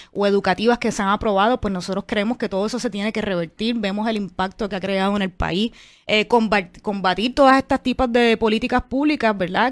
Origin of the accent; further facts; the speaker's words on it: Puerto Rico; puertorriqueños y puertorriqueñas que creemos en la independencia